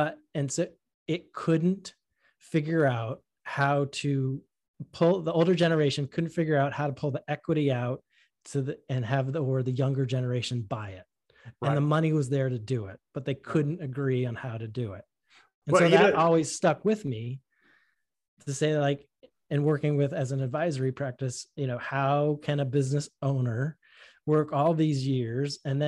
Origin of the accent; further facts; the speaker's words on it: Boston, Massachusetts, United States; accent: Boston; Yeah. If you grow up in Boston and you really listen to how your friends speak, if you have half a brain, you're going to learn how not to speak like that.